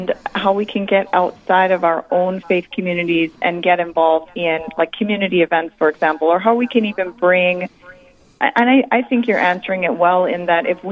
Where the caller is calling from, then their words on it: Crookston, Minnesota, United States; I'm calling from Crookston, Minnesota